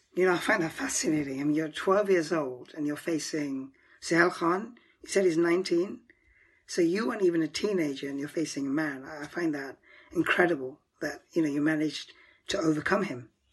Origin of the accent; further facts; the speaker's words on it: United Kingdom; As a Pakistani, you know, we have these conflicts about who to support. And I'm second generation, and I, even though I was born in the UK